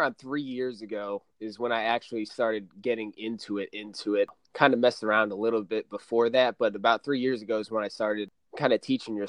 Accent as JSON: {"language": "English", "town": "Raleigh", "region": "North Carolina", "country": "United States", "tie": "born or raised there", "also_born_or_lived": "Boston, Massachusetts / Florida", "said": "I'm from Raleigh, North Carolina, actually. I moved around a bit, but Raleigh, North Carolina would be my home."}